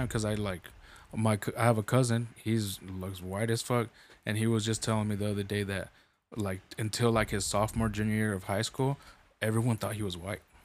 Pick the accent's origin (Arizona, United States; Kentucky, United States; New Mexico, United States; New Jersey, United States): New Mexico, United States; I'm from New Mexico